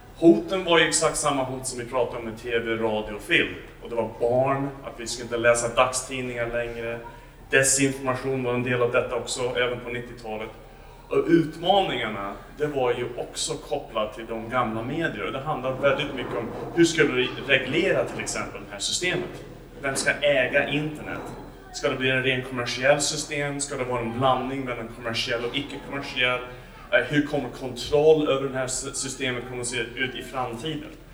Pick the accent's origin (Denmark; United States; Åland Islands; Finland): United States; Swedish is a second language; moved away as an adult; also born or lived in United Kingdom / Turkey / Texas; now in Sweden; ursprungligen kommer jag från USA amerikansk medborgare och bott i Storbritannien och Turkiet